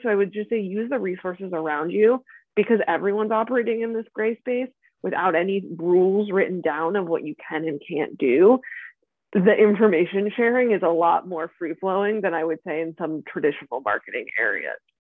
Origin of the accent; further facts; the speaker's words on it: outside Philadelphia, Pennsylvania, United States; moved away as an adult; now in Venice, California, United States; I grew up outside Philadelphia in Pennsylvania